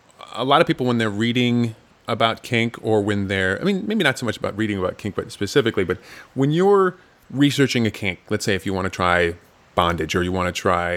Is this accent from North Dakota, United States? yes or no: yes; North Dakota, United States; now in New York, United States; I grew up on a farm in North Dakota